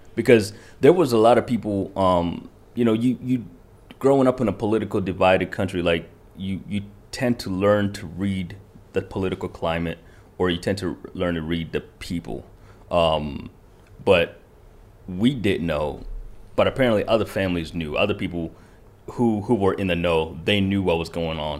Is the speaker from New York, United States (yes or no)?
no; Kentucky, United States; born or raised there; first language Kinyarwanda; English is a second language; also born or lived in Rwanda